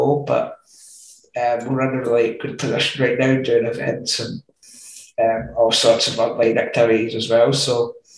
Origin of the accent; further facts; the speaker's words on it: Scotland, United Kingdom; I'm 25 and from Scotland